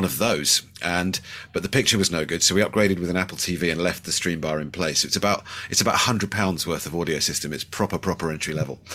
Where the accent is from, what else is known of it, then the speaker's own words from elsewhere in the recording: Bristol, South West England, United Kingdom; I'm from Bristol in the U K.